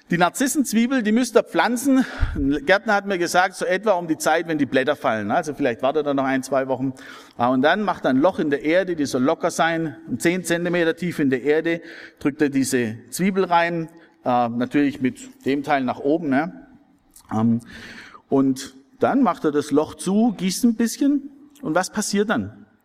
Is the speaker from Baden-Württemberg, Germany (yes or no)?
yes; Wilferdingen, Baden-Württemberg, Germany; Ich habe über viele Jahre Jungschar gemacht in meinem Heimatdorf in Wilferdingen.